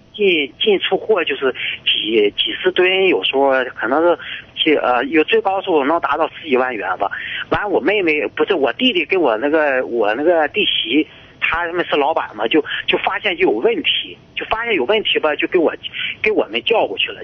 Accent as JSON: {"language": "Chinese", "region": "Northeast China", "country": "China", "also_born_or_lived": "Zhengzhou", "moved": "yes", "lives_now": "Chongqing, China", "said": "我是外地，我是东北人，但是我家在，在，在郑州，我，我在重庆打工的"}